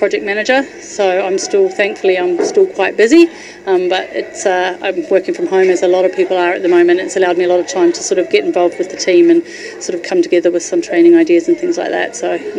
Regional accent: New Zealand; I'm a Kiwi, so I guess it's just in my blood

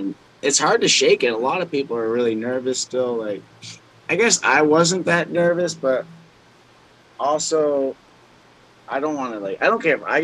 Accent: New Hampshire, United States; moved away; I'm from New Hampshire. So I went home to visit last year

